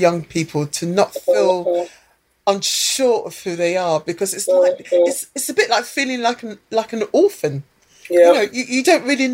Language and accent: English; United Kingdom; accent: British; first language English; when I was growing up in the UK, I felt at times that the rug was pulled from under me, because I never really felt British, although I had a British passport and I was born in Britain, British accent